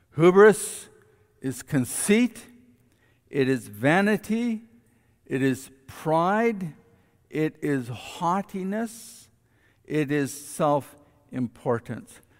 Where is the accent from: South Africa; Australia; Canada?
Canada; we as Canadian citizens